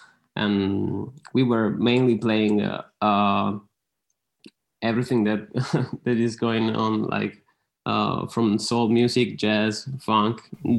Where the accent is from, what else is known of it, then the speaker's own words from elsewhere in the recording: Rome, Lazio, Italy; we are from Italy, Rome.